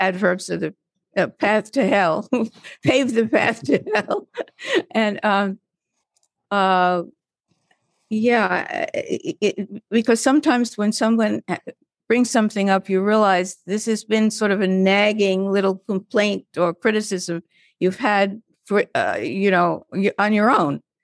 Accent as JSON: {"language": "English", "town": "Brooklyn", "region": "New York", "country": "United States", "said": "I was this pipsqueak from Brooklyn"}